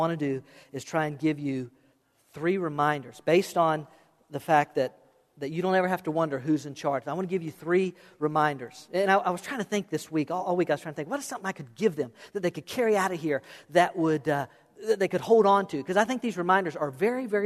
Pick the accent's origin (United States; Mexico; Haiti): United States; South Florida; also born or lived in Okeechobee; I was born and raised in South Florida